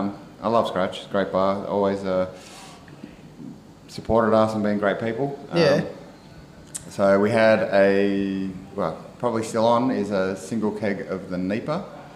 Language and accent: English; Lilydale, Victoria, Australia; also born or lived in Frankston, Victoria; I grew up in Victoria, eastern suburbs from Lilydale way.